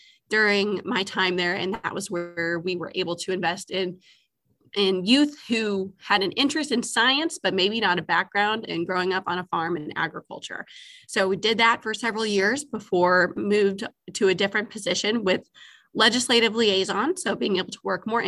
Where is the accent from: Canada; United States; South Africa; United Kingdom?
United States; Argyle, Missouri; I was born and raised in Argyle, Missouri, and lived on a row crop and cattle farm